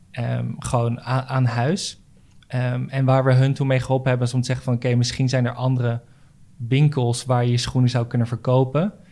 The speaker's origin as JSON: {"language": "Dutch", "town": "Maassluis", "region": "South Holland", "country": "Netherlands", "tie": "born or raised there", "also_born_or_lived": "Rotterdam / Schiedam"}